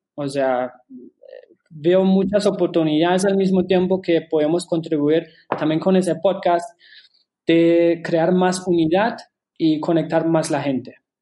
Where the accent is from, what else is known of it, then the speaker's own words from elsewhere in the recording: Germany; Spanish is a second language; moved away; also born or lived in Shanghai, China; yo soy alemán originalmente, por eso disculpe si no se me ocurren unas palabras en español